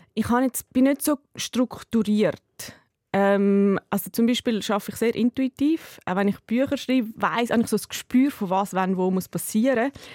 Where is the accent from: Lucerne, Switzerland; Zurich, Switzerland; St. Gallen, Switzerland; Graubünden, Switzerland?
Zurich, Switzerland; Dietikon; ich bin in Dietiken in der Schule in das, und ich bin im Quartier äh, aufgewachsen